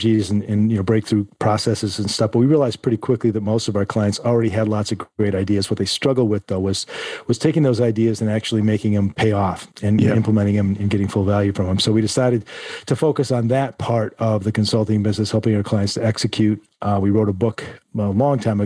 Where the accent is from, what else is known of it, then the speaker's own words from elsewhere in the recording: Northern Michigan, United States; I grew up in Northern Michigan